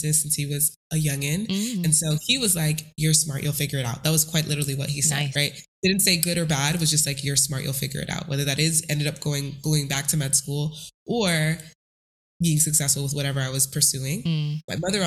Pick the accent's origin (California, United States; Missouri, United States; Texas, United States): Texas, United States; El Paso; I was originally born and raised in El Paso, Texas